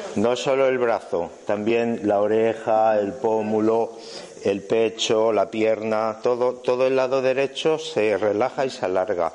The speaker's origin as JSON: {"language": "Spanish", "country": "Spain", "said": "soy español"}